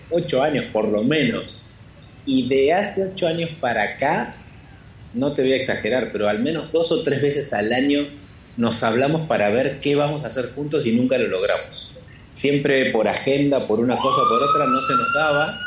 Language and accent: Spanish; Argentina; siendo argentino